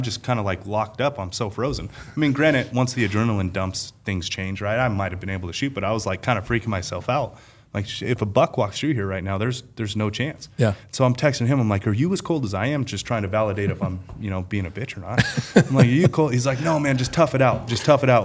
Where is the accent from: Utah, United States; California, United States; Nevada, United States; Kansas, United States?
Nevada, United States; Las Vegas; I being born and raised in Las Vegas